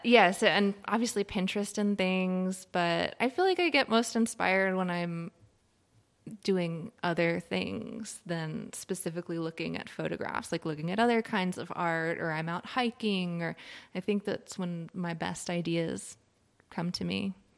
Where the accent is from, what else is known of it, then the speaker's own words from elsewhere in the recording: Richmond, Virginia, United States; moved away as an adult; now in Asheville, United States; So, I grew up in Richmond, Virginia, which is a very cool city